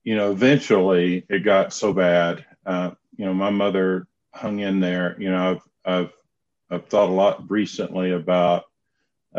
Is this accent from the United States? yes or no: yes; Knoxville, Tennessee, United States; accent: southern drawl; also born or lived in Charlotte, North Carolina; I grew up in Knoxville, Tennessee